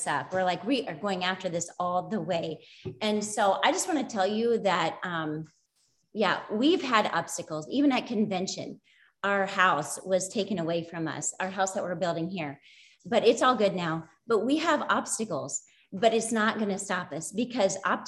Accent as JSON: {"language": "English", "region": "Iowa", "country": "United States", "said": "We're from Iowa. We're teachers"}